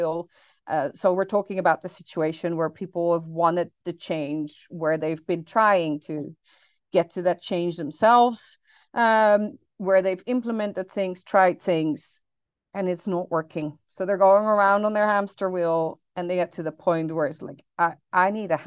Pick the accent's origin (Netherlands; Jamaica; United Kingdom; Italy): Netherlands; now in New Orleans, United States; I grew up in the Netherlands, hence the name